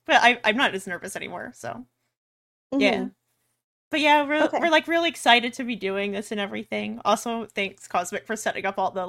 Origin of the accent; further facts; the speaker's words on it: Texas, United States; I'm from Texas.